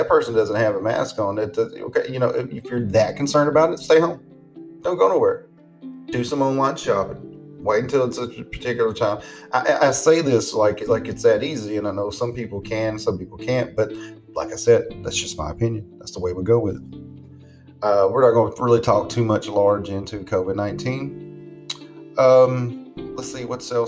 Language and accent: English; the South, United States; I'm from the South.